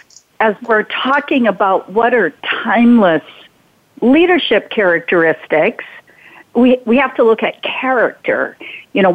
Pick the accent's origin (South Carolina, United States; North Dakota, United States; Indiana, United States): North Dakota, United States; growing up on the Triple T Ranch in North Dakota